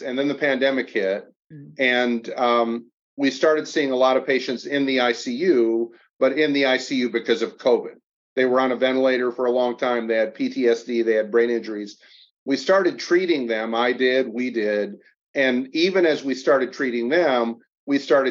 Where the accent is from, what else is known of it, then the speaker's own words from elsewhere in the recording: Kalamazoo, Michigan, United States; I grew up in Kalamazoo, Michigan, down in the Southwest side.